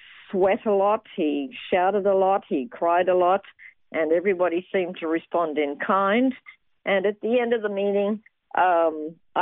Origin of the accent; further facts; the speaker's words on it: Toowoomba, Queensland, Australia; moved away as an adult; also born or lived in Brisbane / London; now in Jerusalem, Israel; I was born in Brisbane, and I grew up mostly in Toowoomba, and I left Australia when I was 20